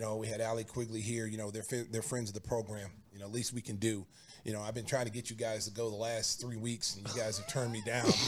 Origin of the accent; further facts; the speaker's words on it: Oklahoma, United States; now in Chicago, United States; my hometown Oklahoma or my state Oklahoma